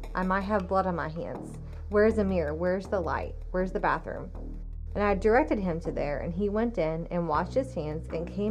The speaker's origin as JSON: {"language": "English", "region": "Washington", "country": "United States", "tie": "born or raised there", "also_born_or_lived": "Missouri", "lives_now": "Cape Girardeau, United States", "said": "I'm originally from Missouri. I grew up in Washington State, and I've lived here for almost 6 years in Cape."}